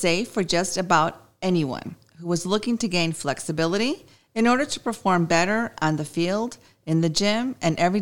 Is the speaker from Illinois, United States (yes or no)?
yes; Chicago, Illinois, United States; I'm from Chicago